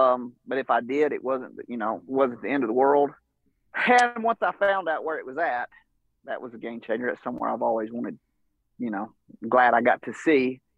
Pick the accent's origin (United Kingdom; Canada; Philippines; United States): United States; Georgia; I'm from North Georgia, which, you know, I'm probably, as a crow flies, probably 2 hours from Knoxville or something like